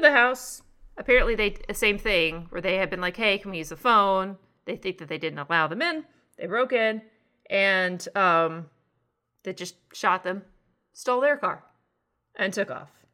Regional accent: northern Texas, United States; born or raised there; moved away

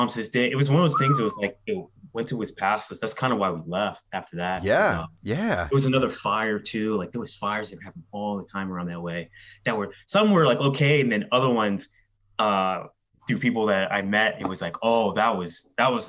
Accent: Philadelphia, Pennsylvania, United States; I grew up in the Kensington Hospital. I was born there

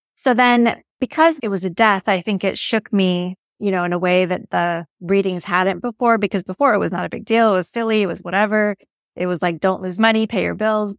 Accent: Los Angeles, California, United States; I'm from Los Angeles

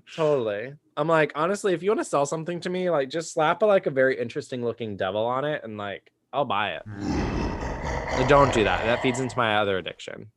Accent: Austin, Texas, United States; growing up in Austin

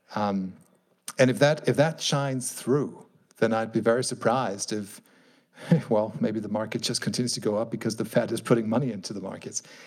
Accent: Germany; my home country here, Germany

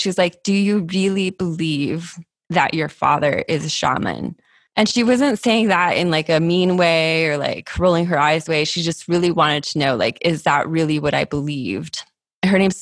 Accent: San Diego, California, United States; San Diego, which is my hometown

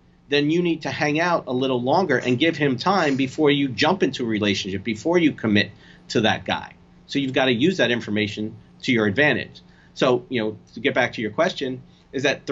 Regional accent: New Jersey, United States; also born or lived in Bronx, New York; I was born in the Bronx. I'm Italian and from New Jersey

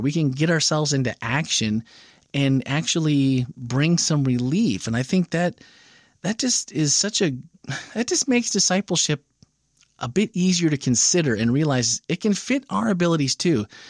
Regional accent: Wisconsin, United States; now in Florida, United States; Growing up in Wisconsin

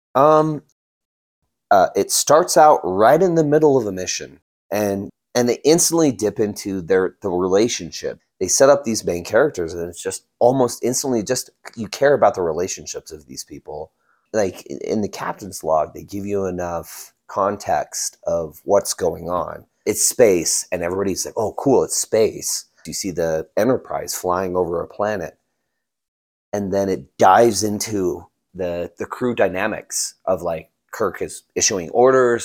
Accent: Utah, United States; where we grew up in Utah

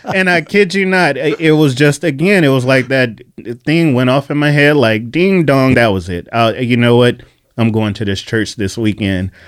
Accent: Bakersfield, California, United States; moved away as an adult; now in San Diego, United States; I was a prodigal kid, born and raised in Bakersfield

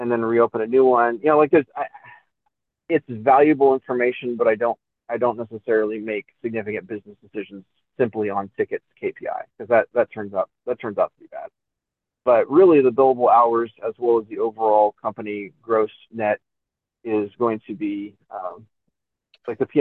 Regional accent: near Los Angeles, California, United States; also born or lived in New York City, United States; now in Kingsport, United States; I grew up near Los Angeles.

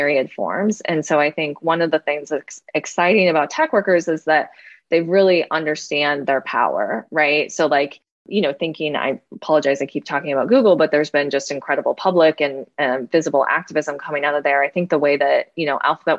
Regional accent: Moline, Illinois, United States; I'm from Moline, Illinois

